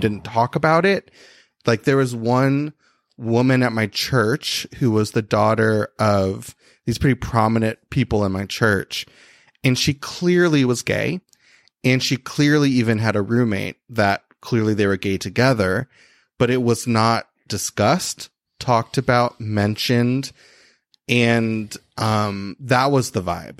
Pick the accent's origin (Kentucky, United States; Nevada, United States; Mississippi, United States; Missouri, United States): Kentucky, United States; Christian County; I grew up in a place called Christian County